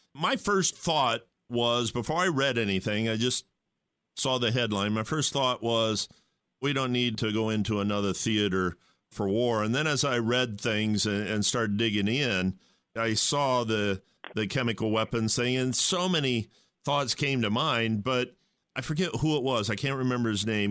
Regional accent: Ohio, United States; I'm from Ohio.

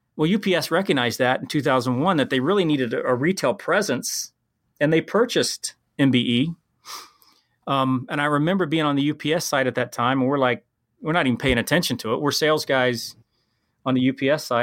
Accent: Columbus, Ohio, United States; also born or lived in Wyoming; I'm from Ohio

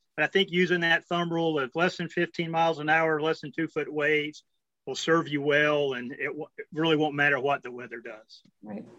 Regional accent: Texas, United States; We're from Texas

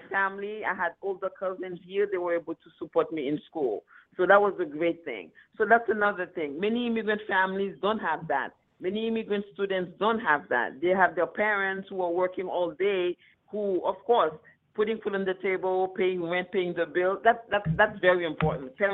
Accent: Queens, New York, United States; I grew up in Queens, so I wasn't in Brooklyn.

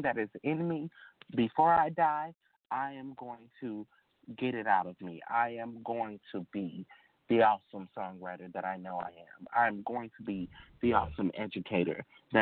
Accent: Arkansas, United States; I'm from Arkansas, a relatively small town. I mean, we have a population of about maybe 2,000, and that I'm being generous. And so I grew up in a town where everybody knows everybody

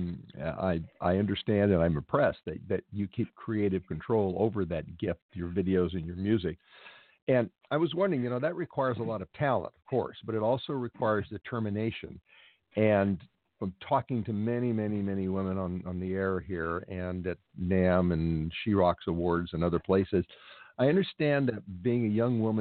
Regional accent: Los Angeles, California, United States; my hometown here in L.A.

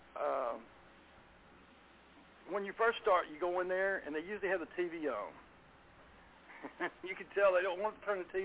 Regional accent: Garland, Texas, United States; born or raised there

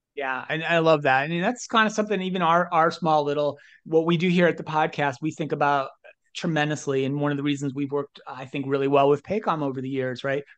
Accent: New Jersey / New York City area, United States; I grew up in the New Jersey, uh, New Jersey, New York City area.

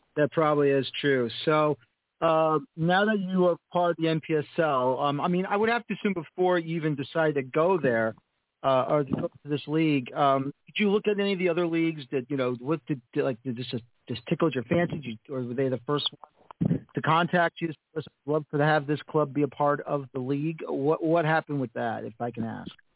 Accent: New York City, New York, United States; I was born in the Bronx, Grand Concourse, East 202nd Street

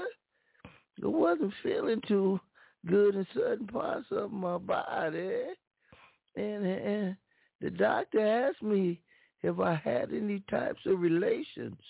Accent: Bridgeport, United States; I am from Bridgeport

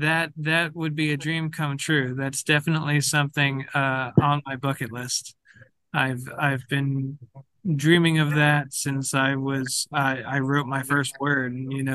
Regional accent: New York, United States; Well, that's where I'm from. I was, born and raised in New York. I moved, down south where I live now, but I'll always be a New Yorker at heart.

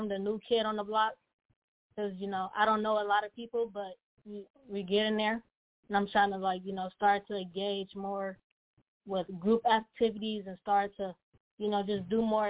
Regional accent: Pontiac, Michigan, United States; born or raised there

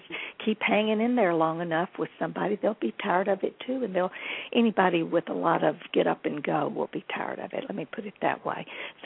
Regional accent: Nashville, Tennessee, United States; also born or lived in Houston, Texas / Los Angeles; I was born in Nashville

